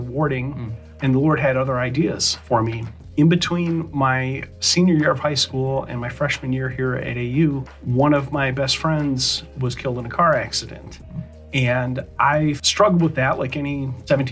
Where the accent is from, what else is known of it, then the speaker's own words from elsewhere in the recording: Palatine, Illinois, United States; I grew up in Palatine, Illinois, northwest suburbs of Chicago